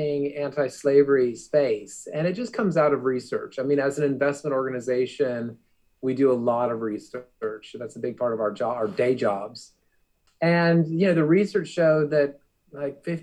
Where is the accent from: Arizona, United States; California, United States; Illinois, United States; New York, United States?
Arizona, United States; I grew up in Arizona